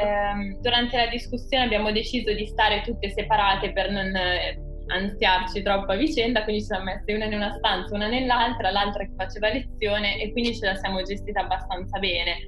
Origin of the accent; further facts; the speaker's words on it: Piacenza, Emilia-Romagna, Italy; moved away as an adult; now in Bologna, Italy; Io sono di Piacenza